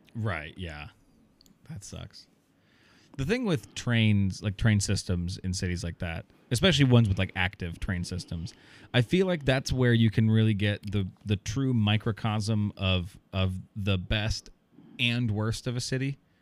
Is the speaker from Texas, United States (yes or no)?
no; Iowa, United States; I've moved back to my hometown area in, in Iowa